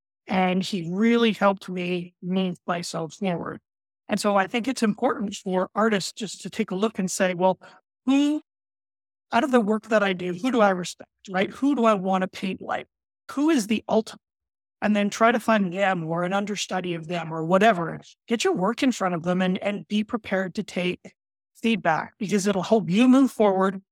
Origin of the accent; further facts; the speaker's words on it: Canada; also born or lived in Alberta, Canada; I'm Canadian